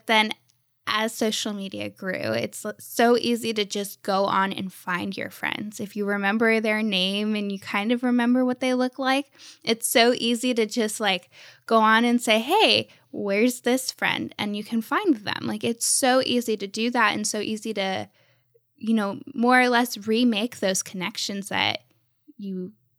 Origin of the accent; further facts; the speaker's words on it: Ohio, United States; born there; also born or lived in Texas / Florida; I lived in Texas and I live now in Florida, and I was born in Ohio.